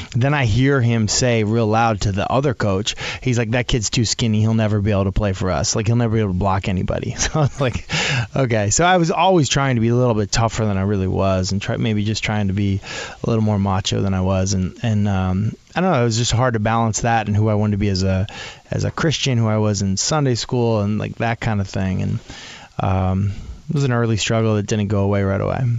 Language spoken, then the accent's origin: English; New England, United States; born or raised there; also born or lived in Boulder, Colorado / Nashville, Tennessee